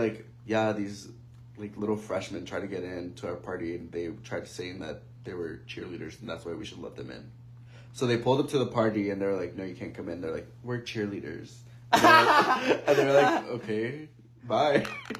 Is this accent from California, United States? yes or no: yes; East Los Angeles, California, United States; growing up in East